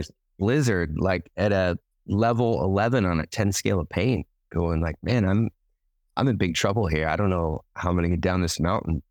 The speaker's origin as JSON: {"language": "English", "region": "Washington", "country": "United States", "tie": "born or raised there", "moved": "yes", "lives_now": "Hawaii, United States", "said": "I grew up in Washington State"}